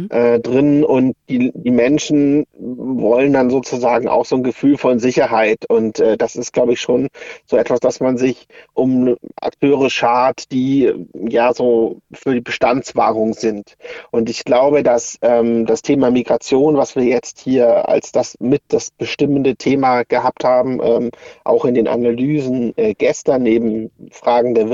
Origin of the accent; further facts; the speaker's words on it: Würzburg, Bavaria, Germany; Für Würzburg, ich komme ja aus Würzburg